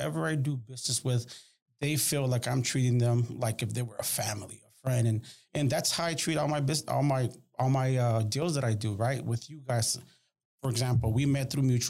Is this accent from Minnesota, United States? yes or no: no; Houston, Texas, United States; also born or lived in El Salvador; I am a product of two immigrant parents that came to Houston back in 1989. I grew up here in Houston, in Southwest Houston